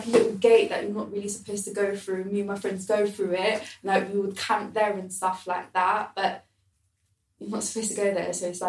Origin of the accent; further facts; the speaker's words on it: London, United Kingdom; being someone that's born and raised in London